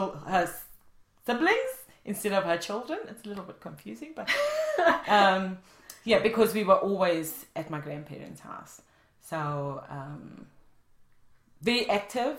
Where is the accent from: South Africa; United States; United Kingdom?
South Africa; moved away as an adult; I'm from South Africa originally, and I've been here 3 years